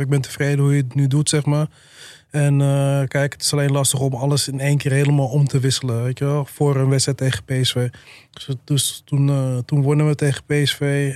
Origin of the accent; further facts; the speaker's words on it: Alkmaar, North Holland, Netherlands; ik kom zelf ook uit Alkmaar, familie, vrienden wonen daar.